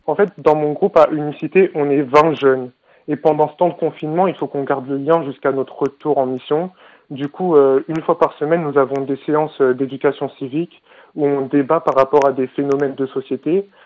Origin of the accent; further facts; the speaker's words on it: Brétigny-sur-Orge, Île-de-France, France; Je viens de Bretigny-sur-Orge